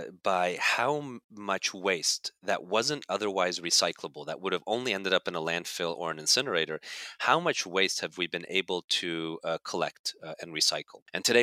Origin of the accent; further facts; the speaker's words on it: Hungary; born there; also born or lived in Germany / Canada; I was born in Hungary, so I picked it up there. Then I lived in Germany and lived in Canada, where we learned French, and then of course English